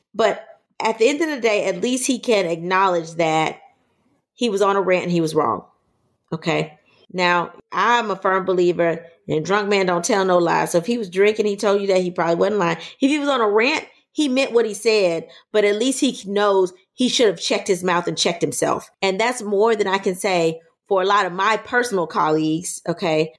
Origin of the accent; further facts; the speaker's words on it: Louisiana, United States; I'm from Louisiana